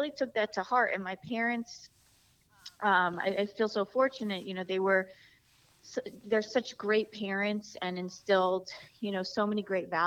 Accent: New Jersey, United States; So I was. I'm actually from New Jersey

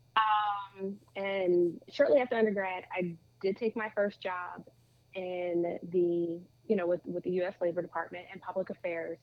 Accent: Lumberton, New Jersey, United States; I grew up in New Jersey, born and raised, I mean I did everything here.

